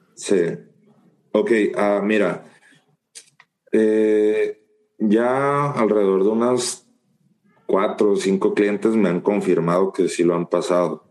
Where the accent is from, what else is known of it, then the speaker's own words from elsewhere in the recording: Guasave, Sinaloa, Mexico; now in San Luis; yo soy de, de Guasave, Sinaloa, que queda a aproximadamente 1100, 1200 kilómetros de aquí, de, donde yo vivo, de San Luis